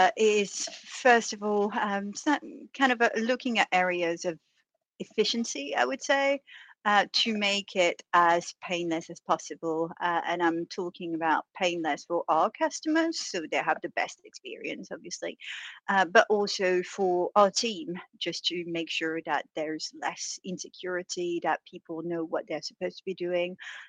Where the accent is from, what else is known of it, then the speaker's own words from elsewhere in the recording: France; first language French; English is a second language; First of all, I was born and raised in France, but decided speaking French was too boring, so let's get a few languages under my belt.